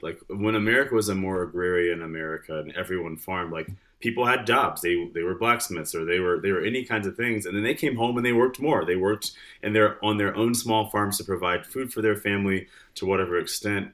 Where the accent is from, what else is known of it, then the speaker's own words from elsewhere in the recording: Detroit, Michigan, United States; moved away as an adult; also born or lived in Farmington, Michigan; now in Lexington, Kentucky, United States; grew up in Michigan. I was born Detroit and spent a lot of time there, moved to the suburbs, uh, then, then moved a lot after